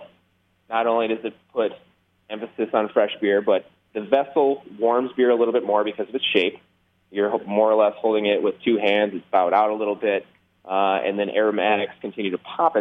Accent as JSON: {"language": "English", "region": "Minnesota", "country": "United States", "said": "being that we're from Minnesota, which is hardcore Scandinavian country"}